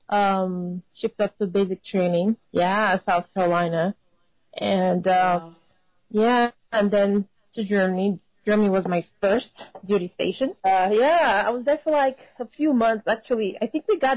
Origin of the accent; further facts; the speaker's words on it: Lagos, Nigeria; moved away as an adult; now in Austin, United States; I was born in Lagos, Nigeria, and I grew up. So I did my primary school, my secondary school, and I actually went to university, University of Nigeria